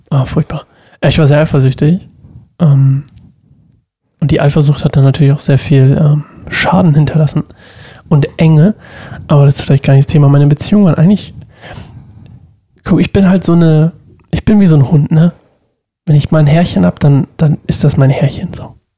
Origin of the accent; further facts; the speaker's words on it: Oldenstadt, Germany; in Oldenstadt gegangen, wo ich herkomme